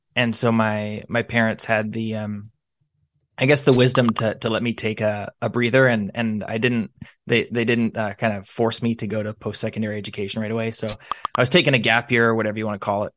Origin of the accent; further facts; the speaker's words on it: Niagara, Ontario, Canada; I consider it a privilege to be born and raised here. We, we love where we live here in Niagara.